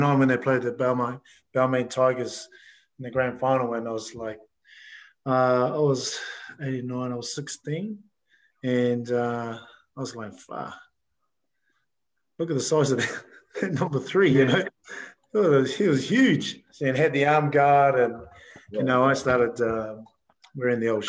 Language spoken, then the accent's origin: English; Auckland, New Zealand; I grew up in Otara, South Auckland